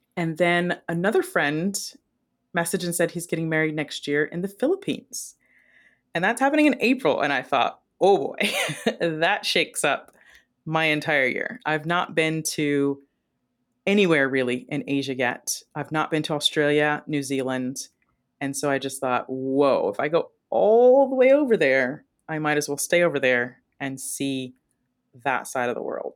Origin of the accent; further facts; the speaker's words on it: Ohio, United States; moved away; also born or lived in Las Vegas, Nevada; I'm from Ohio originally